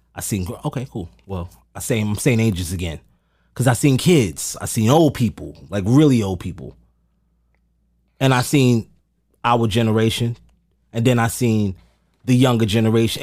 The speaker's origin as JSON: {"language": "English", "town": "New York City", "region": "New York", "country": "United States", "tie": "born or raised there", "said": "So I'm a West Indian descent child, but I was born in Amer-, I was born in Harlem"}